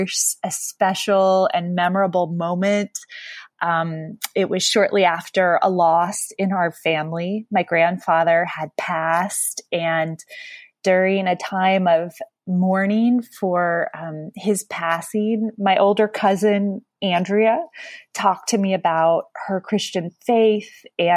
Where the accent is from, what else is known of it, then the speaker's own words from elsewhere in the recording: Jacksonville, Florida, United States; moved away as an adult; also born or lived in San Francisco / Kampala, Uganda; the faith community of my early years growing up in Jacksonville, Florida